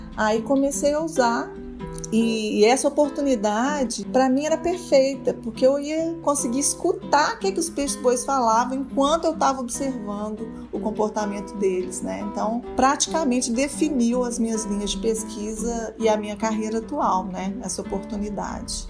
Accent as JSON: {"language": "Portuguese", "region": "Minas Gerais", "country": "Brazil", "also_born_or_lived": "Rio Grande do Norte / United States", "accent": "mineiro", "moved": "as an adult", "said": "Sou mineira, como vocês já devem ter percebido pelo sotaque"}